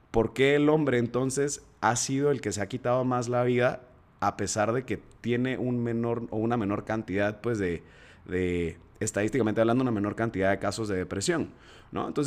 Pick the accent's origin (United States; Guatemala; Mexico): Guatemala; accent: chapín; no se me va a perder mi acento chapín, carajo. Aquí estamos entonces entre puros guatemaltecos.